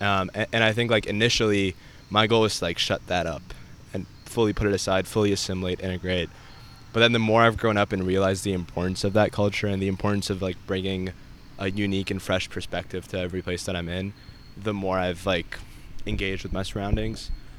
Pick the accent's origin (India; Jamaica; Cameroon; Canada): India; born there; also born or lived in Saudi Arabia; I was born in India. I lived in Saudi Arabia for a few years, and then I moved here.